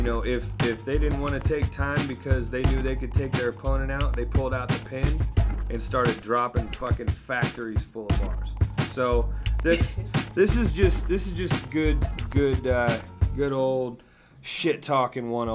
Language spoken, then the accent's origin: English; the West, West Coast, United States; I'm from the West